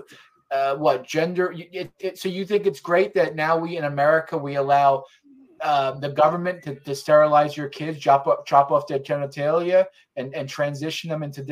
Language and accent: English; New York, United States; I'm from New York.